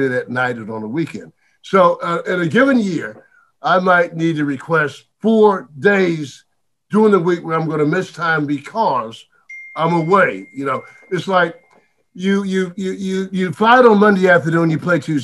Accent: Dillon, South Carolina, United States; I'm born and raised in Dillon

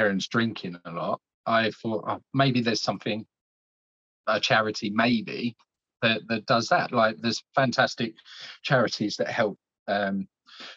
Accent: Essex, East of England, United Kingdom; also born or lived in Scotland; So originally I was born in Scotland, but my dad got a job down here when I was 6 months old. So I've been living in Essex pretty much all my life.

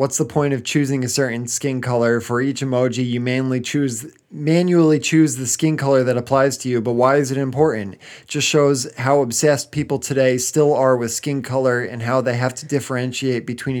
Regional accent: England, United Kingdom; I'm British from a small town in the middle of England.

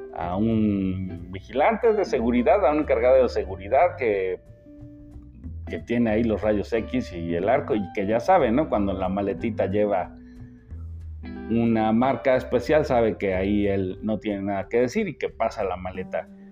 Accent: Mexico; yo como mexicano

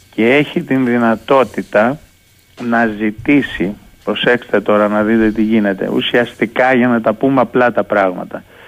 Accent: Greece; Εμείς λοιπόν ως Έλληνες

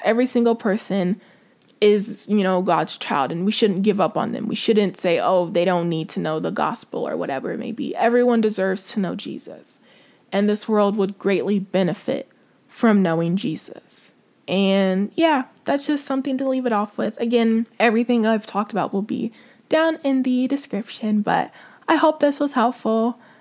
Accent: United States; as American Christians, we forget how privileged we are and how lucky we are to live where we live

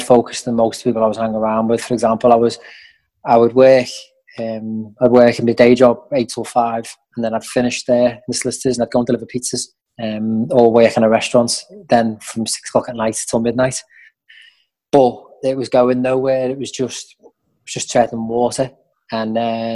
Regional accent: West Kirby, North West England, United Kingdom; about Merseyside, bounced around a bit, but yeah, the Wirral, and spent most of my adolescent life in West Kirby

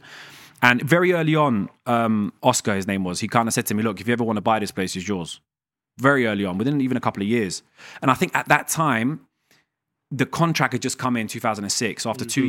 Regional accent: London, United Kingdom; also born or lived in Iran; I was raised in London, right? So South London, and I wanted to stay in London

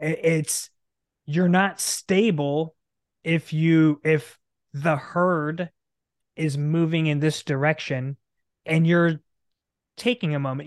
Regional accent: Nebraska, United States; moved away as an adult; also born or lived in Arizona; we born and raised in Nebraska, right dead center in the middle

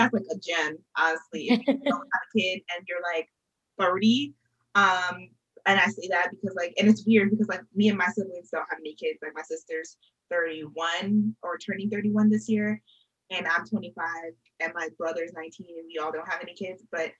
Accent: New York, United States; For me as a New Yorker

